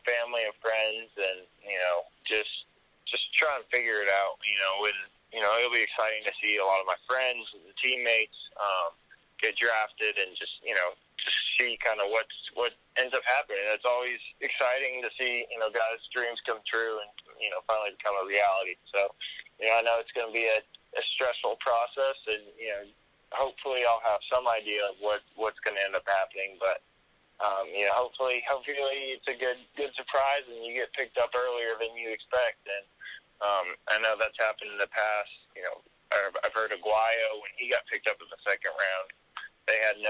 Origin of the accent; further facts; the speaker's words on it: Colorado, United States; moved away; also born or lived in Auburn, Alabama; grew up in Colorado most of my life